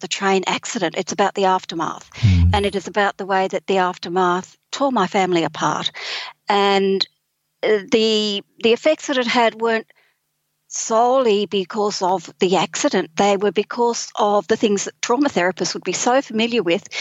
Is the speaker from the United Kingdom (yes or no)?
no; Sydney, New South Wales, Australia; moved away as an adult; now in Taree, Australia; I'm originally from Sydney